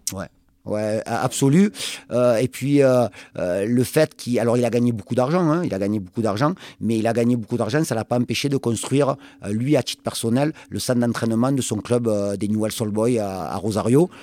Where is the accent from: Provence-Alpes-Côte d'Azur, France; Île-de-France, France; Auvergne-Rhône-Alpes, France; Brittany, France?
Provence-Alpes-Côte d'Azur, France; Marseille; now in Pau, France; moi, en tant que Marseillais